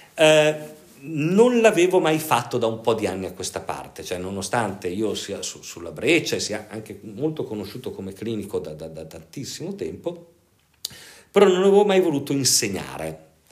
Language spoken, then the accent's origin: Italian; Pavia, Lombardy, Italy; io sono originario di Pavia e, e, io eh, lavoravo a Radio Pavia